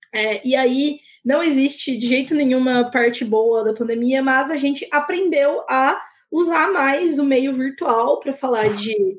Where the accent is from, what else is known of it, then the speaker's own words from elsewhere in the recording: Campinas, São Paulo, Brazil; now in Paulínia, Brazil; eu moro agora em Paulínia, né? Que é uma cidade pequena e tudo, mas eu sou de Campinas